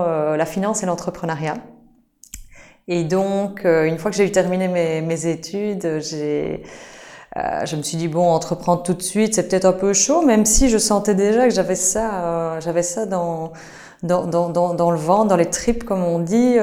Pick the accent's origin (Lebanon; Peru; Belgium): Belgium; Liège, Wallonia; je suis liégeoise d'origine et j'habite toujours à Liège d'ailleurs